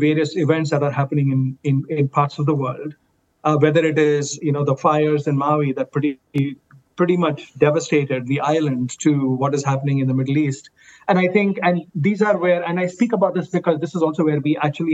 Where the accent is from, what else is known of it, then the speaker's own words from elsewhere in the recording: India; moved away; I am Indian, and I was in India